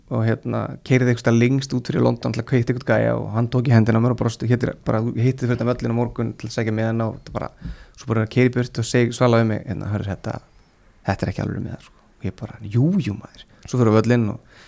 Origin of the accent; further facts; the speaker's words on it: Iceland; ég er frá Íslandi